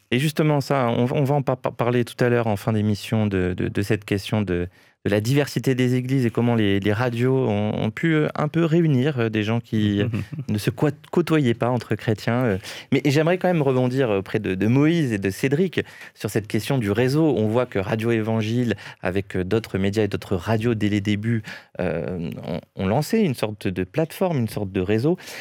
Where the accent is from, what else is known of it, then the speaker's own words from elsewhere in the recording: Nice, Provence-Alpes-Côte d'Azur, France; now in Paris, France; je suis niçois à la base.